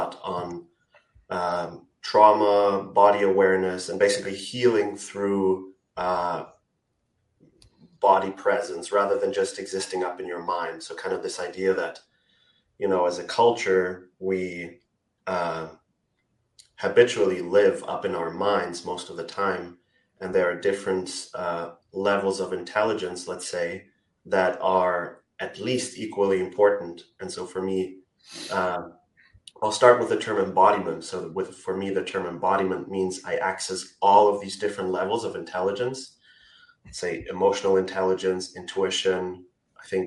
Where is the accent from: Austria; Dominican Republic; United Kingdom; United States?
Austria; I'm from Austria. I'm living in Austria as well right now